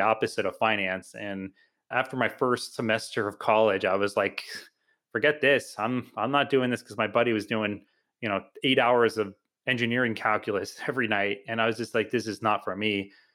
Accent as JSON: {"language": "English", "town": "Homosassa", "region": "Florida", "country": "United States", "tie": "born or raised there", "also_born_or_lived": "New Jersey", "said": "I grew up in a small town called Homosassa, Florida."}